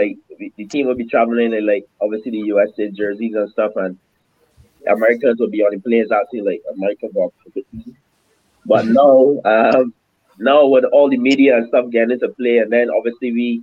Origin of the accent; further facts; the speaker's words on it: Barbados; moved away as an adult; also born or lived in Queens, New York; now in United States; me growing up in Barbados and in the Caribbean